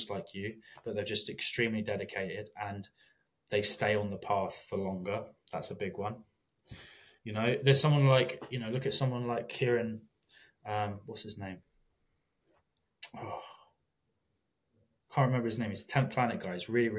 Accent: England, United Kingdom; I mean, I'm English, I didn't grow up in America

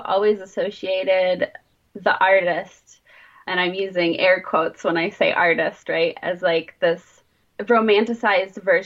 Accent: Southeast Michigan, United States; also born or lived in Detroit, Michigan; I was born and raised in Southeast Michigan. I've been living in and around Detroit for the past 13 years

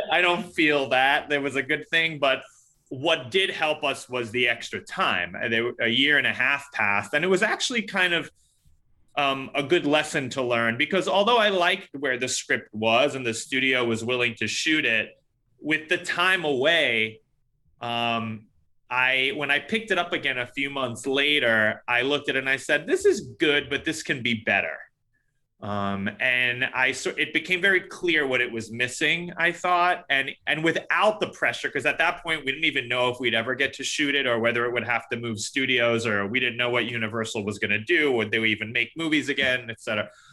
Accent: New York City, New York, United States; I grew up in New York City, but w, I grew up in Queens

